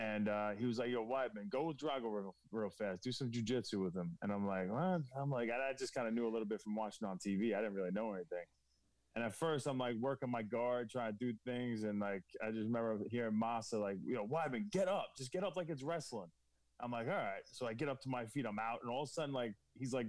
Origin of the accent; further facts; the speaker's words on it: Baldwin, New York, United States; growing up in Baldwin